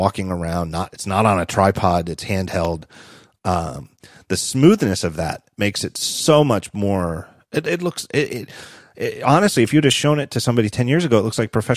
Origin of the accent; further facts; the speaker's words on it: Philadelphia, Pennsylvania, United States; as a Philadelphian